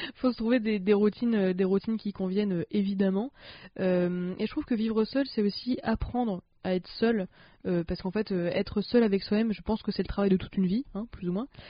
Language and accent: French; the North, France; je viens du Nord